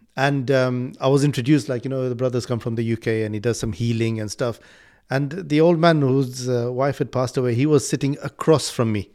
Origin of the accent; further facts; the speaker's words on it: Malawi; now in United Kingdom; I was born in Malawi, but I'm here, and I, I completely take this as my country. I live here.